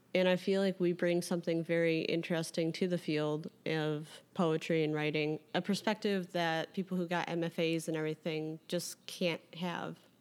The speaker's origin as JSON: {"language": "English", "town": "Carol Stream", "region": "Illinois", "country": "United States", "tie": "born or raised there", "said": "Carroll Stream, Illinois"}